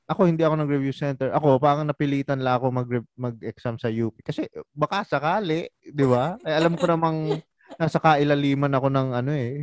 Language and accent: Tagalog; San Jose del Monte, Central Luzon, Philippines; ako taga Bulacan ako, sa Jose del Monte.